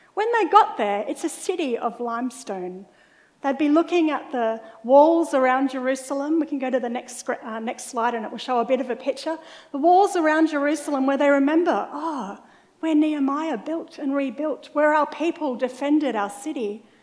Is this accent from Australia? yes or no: yes; Mackay, Queensland, Australia; for a lot of my school years, I was growing up in Mackay in North Queensland.